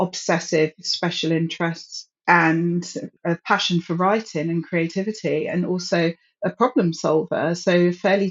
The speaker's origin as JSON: {"language": "English", "region": "London", "country": "United Kingdom", "tie": "born or raised there", "said": "I grew up in London"}